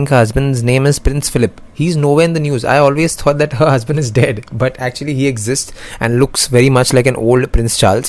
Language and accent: English; India; I'm from India